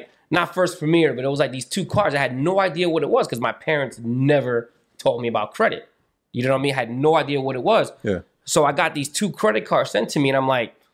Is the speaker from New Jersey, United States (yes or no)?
yes; Long Branch, New Jersey, United States; So it was like, you know, I'm from Long Branch. I'm in school. I don't really know what I'm, you know, I, I didn't know anybody at the time.